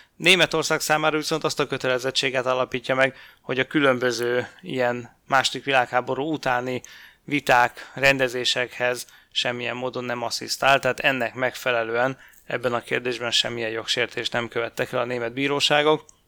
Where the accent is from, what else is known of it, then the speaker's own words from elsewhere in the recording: Hungary; magyarként ugye ez érinti a magyar történelmet